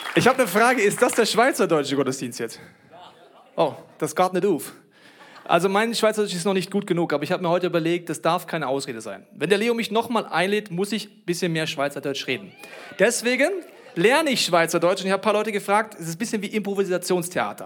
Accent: Germany; ich bin Deutscher

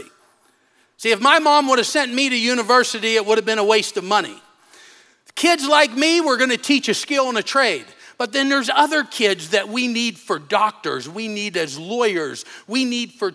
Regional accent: United States; moved away as an adult; now in Africa; One's in my hometown

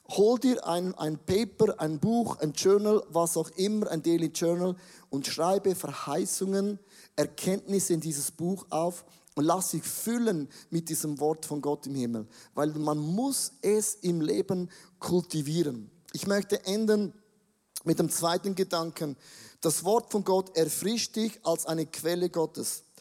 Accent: Switzerland; Ja, ich bin auch ein Schweizer.

